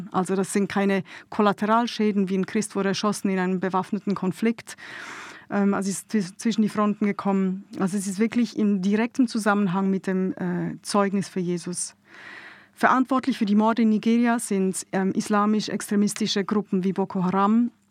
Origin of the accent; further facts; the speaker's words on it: Switzerland; now in Munich, Germany; Ich lebe seit äh, Juli 15 hier in München. Ich bin ursprünglich aus der Schweiz, wird man sicher im einen oder anderen Satz auch hören dann.